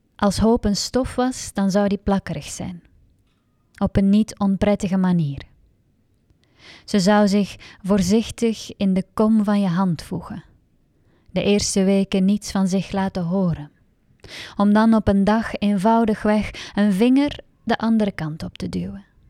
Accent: Hasselt, Flanders, Belgium; moved away as an adult; now in Antwerp, Belgium; ik ben eigenlijk opgegroeid in Hasselt.

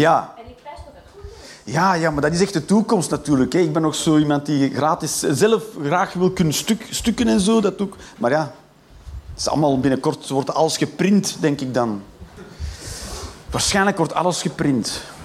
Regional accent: Flanders, Belgium; Ik ben Vlaming

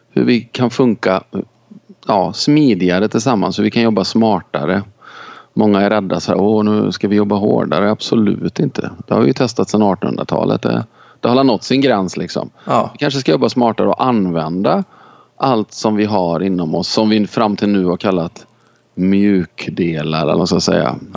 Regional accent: China; now in Sweden; Eh, jag kommer från Kina. Jag är snart 50 år.

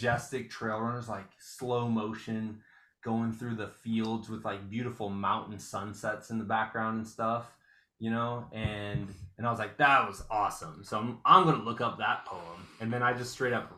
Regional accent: Muscatine, Iowa, United States; moved away

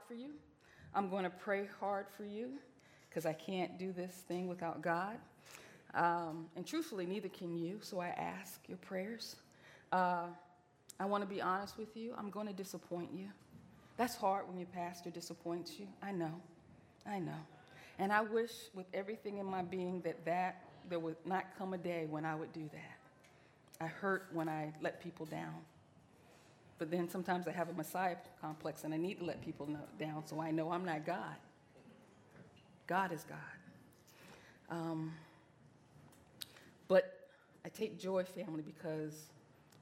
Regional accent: Portsmouth, Virginia, United States; I grew up in Portsmouth, Virginia.

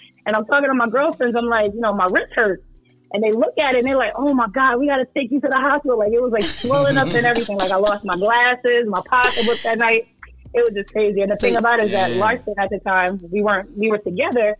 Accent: New Jersey, United States; also born or lived in Irvington, New Jersey; I'm American. So I was born and raised in Jersey

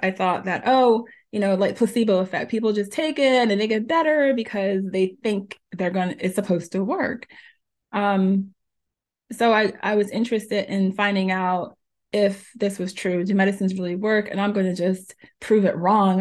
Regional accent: New Jersey, United States; also born or lived in Jamaica; I was born in Jamaica, and I was raised in New Jersey since I was four years old

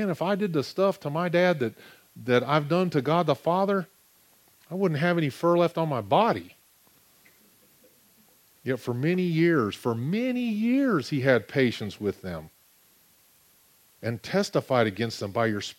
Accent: United States; I'm an American

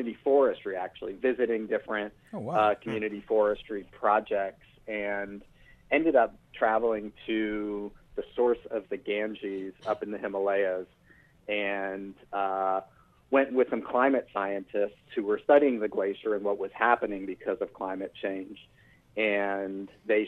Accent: New York City, New York, United States; I grew up in New York City

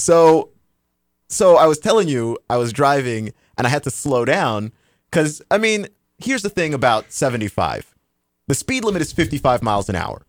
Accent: Texas, United States; moved away; I'm originally from Texas

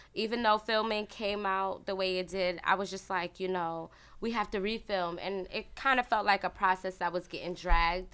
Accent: New York City, New York, United States; I was born in Brooklyn

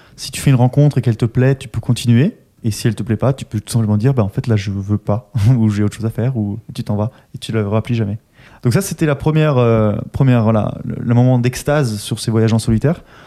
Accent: Austria; moved away; je viens d'Autriche.

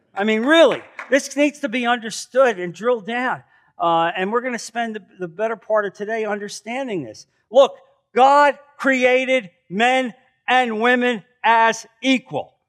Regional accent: New Jersey, United States; moved away as an adult; now in Naples, United States; I'm from New Jersey

